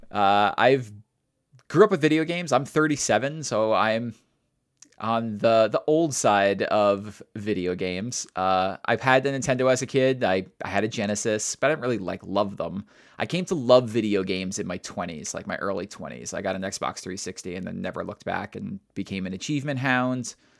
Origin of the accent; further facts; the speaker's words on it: New York, United States; I'm a New Yorker.